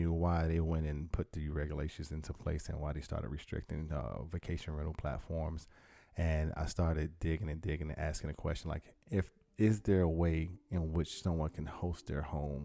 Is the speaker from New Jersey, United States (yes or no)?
no; Miami, Florida, United States; born and raised in Miami, Florida.